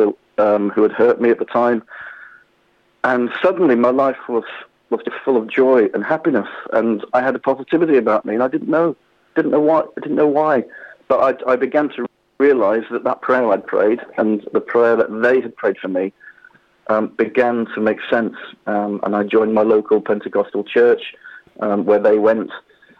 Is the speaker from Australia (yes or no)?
no; Peterborough, East of England, United Kingdom; my hometown of Peterborough in Cambridgeshire